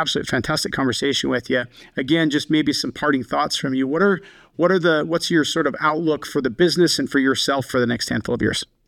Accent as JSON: {"language": "English", "town": "Colstrip", "region": "Montana", "country": "United States", "tie": "born or raised there", "moved": "yes", "lives_now": "Salt Lake City, United States", "said": "the community I grew up in, Colstrip, Montana"}